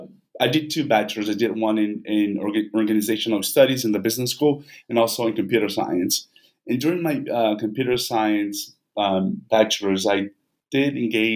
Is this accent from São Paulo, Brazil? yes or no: no; Vitória, Espírito Santo, Brazil; English is a second language; now in United States; I'm originally from Brazil, from Victoria. That's where I did my ethnography.